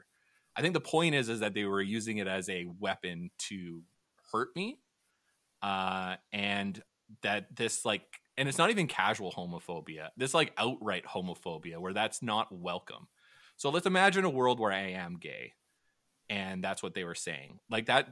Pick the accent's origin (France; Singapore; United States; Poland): United States; St. Paul, Minnesota; growing up in St. Paul, I played hockey for 8 years.